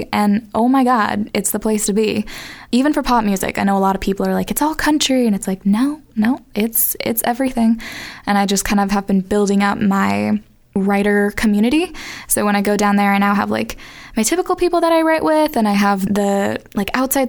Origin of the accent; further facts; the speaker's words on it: Boston, Massachusetts, United States; I am from Boston, Massachusetts.